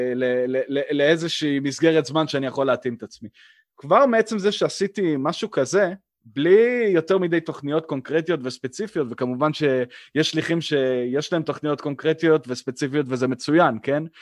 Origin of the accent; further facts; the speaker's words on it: Israel; also born or lived in Blacksburg, Virginia, United States; בתור ישראלי שנמצא בארגון אמריקאי